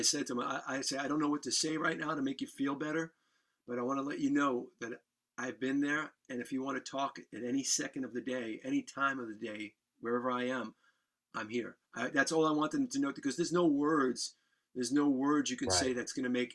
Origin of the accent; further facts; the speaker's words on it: New York City, New York, United States; I grew up in the Bronx